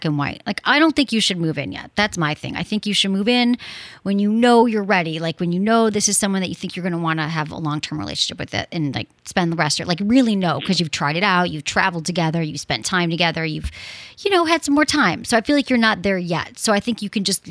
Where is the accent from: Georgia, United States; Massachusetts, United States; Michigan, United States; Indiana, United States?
Michigan, United States; I'm from Michigan